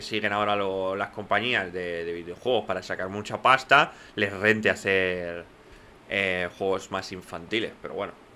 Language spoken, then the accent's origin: Spanish; Catalonia, Spain; first language Spanish; crecimos, porque vivimos en Cataluña